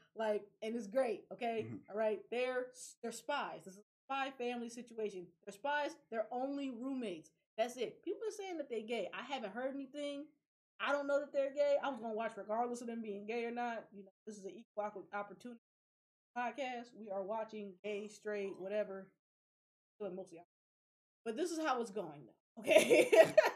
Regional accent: United States

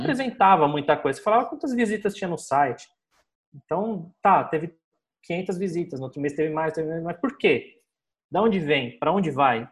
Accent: São Paulo, Brazil; sou aqui de São Paulo, tenho uma agência aqui na Vila Madalena

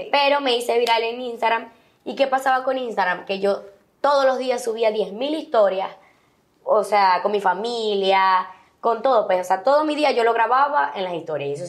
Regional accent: Venezuela; pero también me siento muy venezolana. O sea, todos mis amigos eran venezolanos

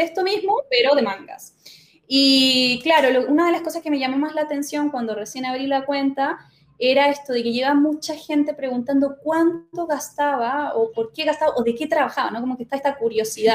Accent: Chile; moved away as an adult; now in Córdoba, Argentina; yo me crié en Chile

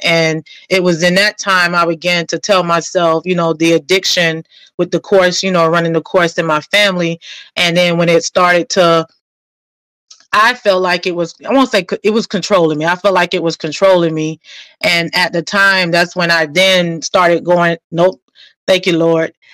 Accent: Fort Lauderdale, Florida, United States; also born or lived in New Jersey; born and raised in Fort Lauderdale

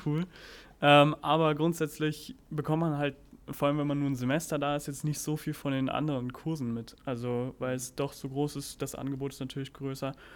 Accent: Germany; also born or lived in Cincinnati, United States; bei uns in Deutschland

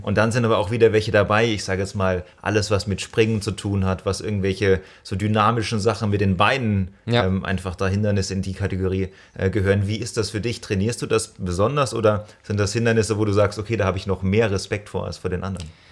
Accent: Rhineland-Palatinate, Germany; now in Stuttgart, Germany; ich bin in der Pfalz aufgewachsen

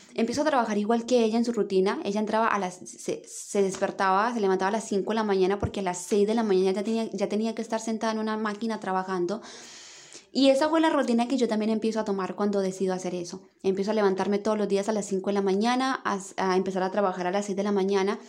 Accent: Colombia; moved away as an adult; now in Santiago, Chile; yo en Colombia trabajaba muchísimo

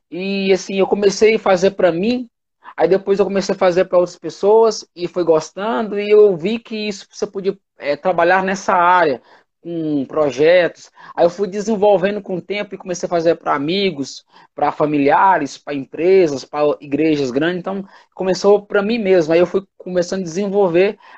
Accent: Itapetinga, Bahia, Brazil; moved away as an adult; Eu sou, eu sou da Bahia, né? Aí eu vim morar em Minas. De Itapetininga, né? Itapetinga. Itapetinga. Aí eu saí da minha cidade e vim morar em Minas, né?

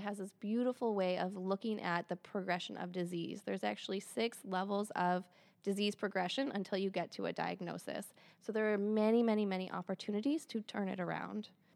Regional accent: Michigan, United States; moved away as an adult; also born or lived in Santa Fe, New Mexico / East Lansing, Michigan; I'm from Michigan. I live in Michigan again

